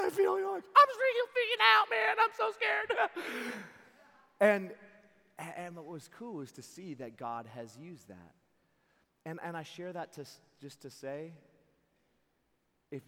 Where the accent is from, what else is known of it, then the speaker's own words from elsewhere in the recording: Seattle, Washington, United States; I'm from Seattle